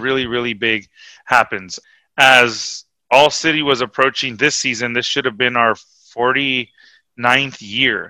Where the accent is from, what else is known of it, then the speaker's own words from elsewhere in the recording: Huntington Park, California, United States; I came from Huntington Park and I was the you know the brown kid from the from the hood